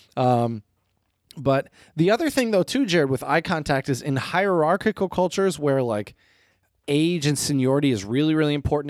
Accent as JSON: {"language": "English", "region": "Midwest", "country": "United States", "said": "as a Midwesterner"}